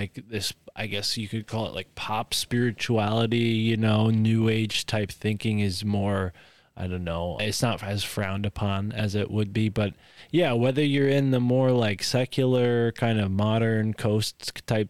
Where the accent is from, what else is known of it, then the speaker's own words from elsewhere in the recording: United States; It's part and parcel to growing up in the United States to have some kind of religious experience